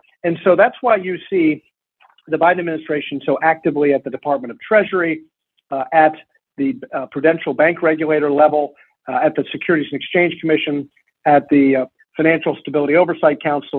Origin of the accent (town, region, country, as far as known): Lexington, Kentucky, United States; born or raised there